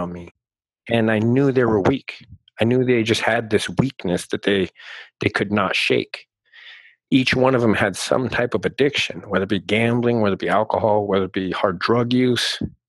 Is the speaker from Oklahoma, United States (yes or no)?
no; Southern Arizona, United States; I grew up here in Arizona, Southern Arizona.